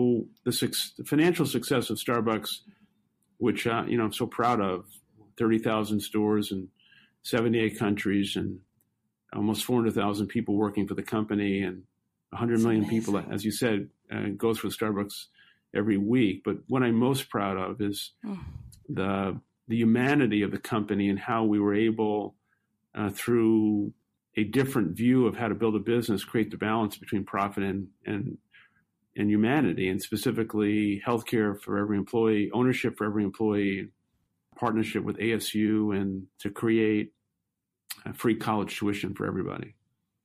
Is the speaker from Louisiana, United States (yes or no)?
no; New York City, New York, United States; I grew up in Brooklyn, New York, and lived most of my young adolescent and teenage life in public housing